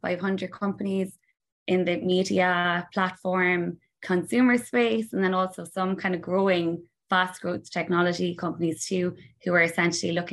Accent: Cork, Munster, Ireland; moved away as an adult; now in New York City, United States; I grew up in Cork City, kind of in the Black Rock Mahon

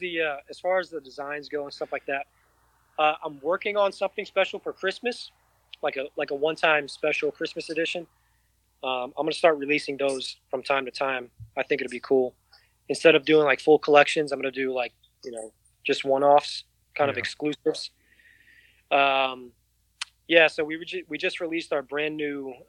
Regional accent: New York City, New York, United States; now in Austin, United States; I grew up in New York City.

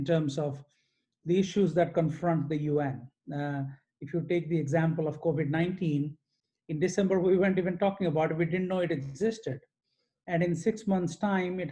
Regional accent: Odisha, India; I grew up in multiple cities in India, in the state of Odisha

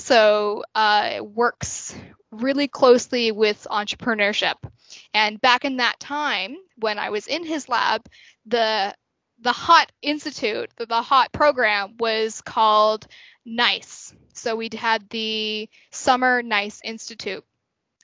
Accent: Halifax, Nova Scotia, Canada; I'm from Halifax, so Dal kind of felt like a natural choice for me

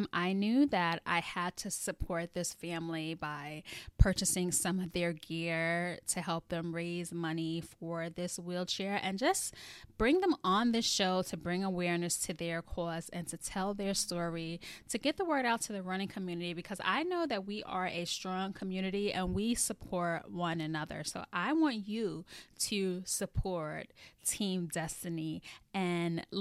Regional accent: New York City, New York, United States; I'm from the Bronx, too

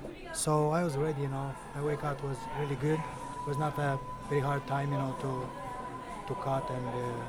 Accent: Moldova; English is a second language; moved away as an adult; now in Las Vegas, United States; I'm from Republic of Moldova. There I was born. So I won a green card lottery, so they give me the opportunity to come here.

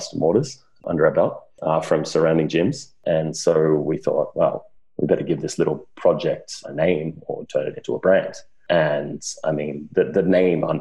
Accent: Wagga Wagga, New South Wales, Australia; moved away as an adult; now in London, United Kingdom; I grew up in Wagga Wagga, Australia

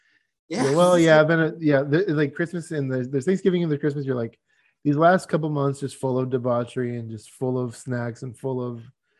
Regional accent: Michigan, United States; now in Arizona, United States; Like, I used to live in the snow. I grew up in Michigan.

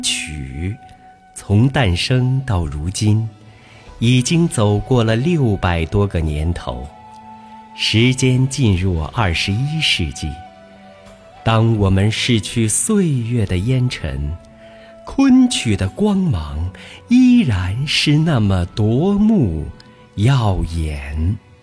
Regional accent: China; 我们中国人的雅乐，又是什么呢？

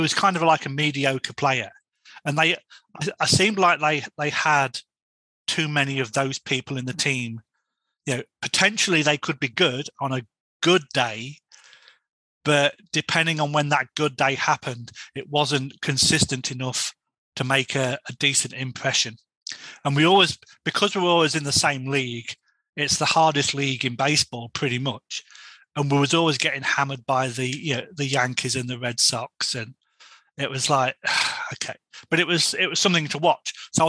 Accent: England, United Kingdom; No, I'm from England and I follow you guys on.

